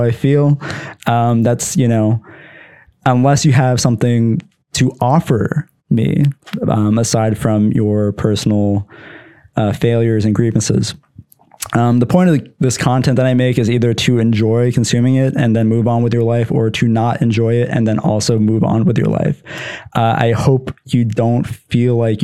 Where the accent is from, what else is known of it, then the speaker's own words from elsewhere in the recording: Pennsylvania, United States; I'm from Pennsylvania